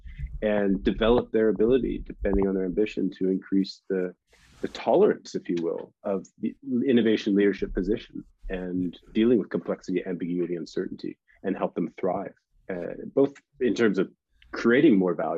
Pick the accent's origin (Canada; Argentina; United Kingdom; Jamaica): Canada; moved away as an adult; also born or lived in United States; I'm Canadian, but went to university in the United States on a scholarship